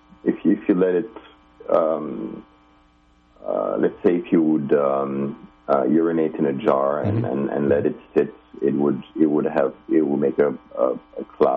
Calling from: Finland; I am calling you from Finland in Scandinavia.

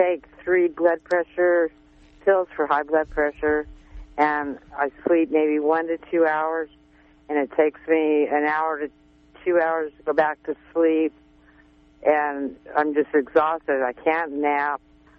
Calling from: Alder Point, California, United States; Hi, I'm over the hill by Alder Point.

